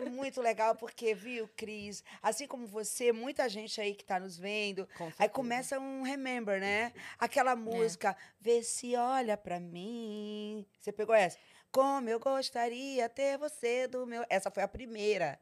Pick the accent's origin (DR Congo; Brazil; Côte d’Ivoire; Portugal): Brazil; Salvador, Bahia; moved away; also born or lived in Itapetinga, Bahia / São Paulo; eu fui criada em Salvador, mas, de, mas desde pequenininha mesmo.